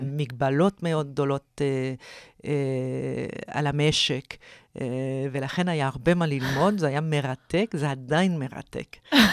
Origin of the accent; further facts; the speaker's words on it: Canada; moved away as an adult; also born or lived in Oxford / Harvard; now in Israel; אני במקור מקנדה